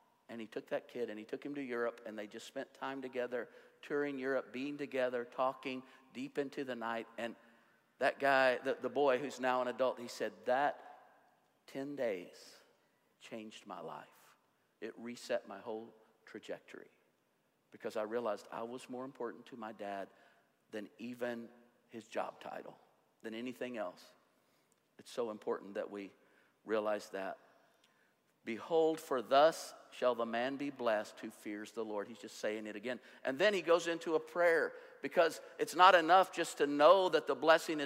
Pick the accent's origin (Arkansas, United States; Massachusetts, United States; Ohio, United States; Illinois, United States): Arkansas, United States; I grew up in Arkansas